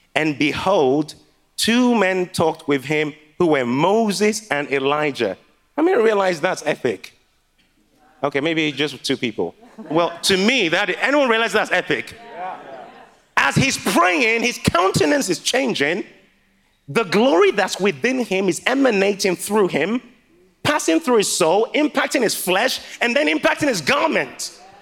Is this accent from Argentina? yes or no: no; Liberia; now in Manchester, United Kingdom; my mom is from Ghana, and I was born in Liberia.